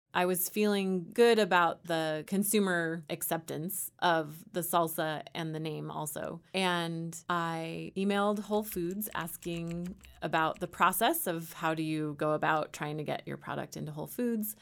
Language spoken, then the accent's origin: English; Bay Area, Northern California, United States; born or raised there; moved away as an adult; also born or lived in San Luis Obispo, California; now in Louisville, United States